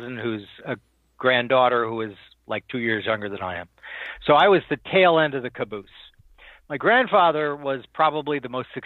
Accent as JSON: {"language": "English", "town": "Minneapolis", "region": "Minnesota", "country": "United States", "also_born_or_lived": "La Jolla, California / Washington, D.C.", "moved": "as an adult", "said": "I was from the Twin Cities"}